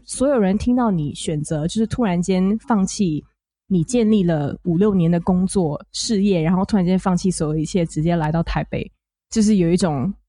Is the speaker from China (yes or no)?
no; Singapore; 我来自新加坡。